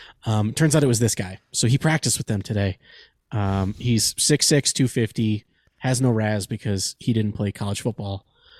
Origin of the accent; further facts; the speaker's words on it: Michigan, United States; I'm from Michigan.